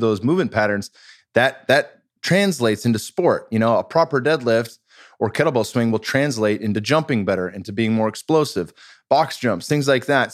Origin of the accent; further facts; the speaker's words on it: Bay Area, California, United States; I'm from the Bay Area